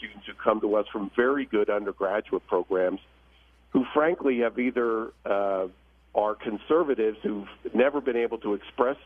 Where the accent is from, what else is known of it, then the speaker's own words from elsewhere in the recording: New Jersey, United States; now in Malibu, United States; And I grew up in New Jersey, right? So I'm an East Coast guy